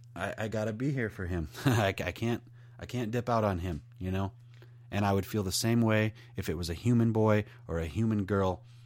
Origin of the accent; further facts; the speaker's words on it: New York Mills, United States; I'm from New York Mills.